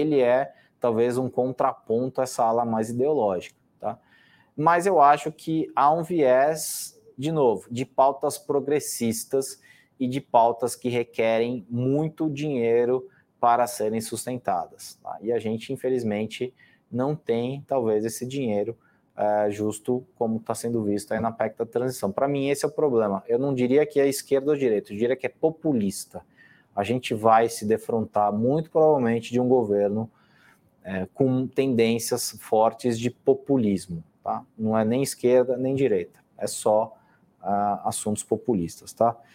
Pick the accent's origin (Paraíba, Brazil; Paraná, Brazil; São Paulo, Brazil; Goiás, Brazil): São Paulo, Brazil; De novo, eu tive, eu sou de São Paulo e, e convivi, infelizmente, com, com, esse, com esse sujeito a, a pre, prefeito há quatro anos.